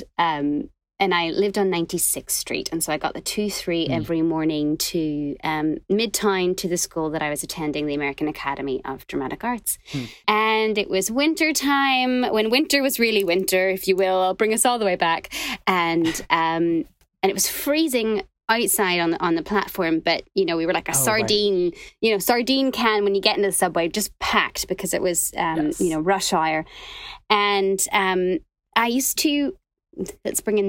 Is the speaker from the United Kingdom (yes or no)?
yes; Northern Ireland, United Kingdom; moved away as an adult; now in New York, United States; I'm from Northern Ireland originally.